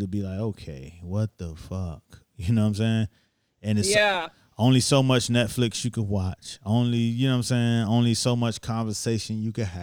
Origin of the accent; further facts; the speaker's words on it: Miami, Florida, United States; moved away as an adult; now in New York City, United States; I came to New York. I'm from Miami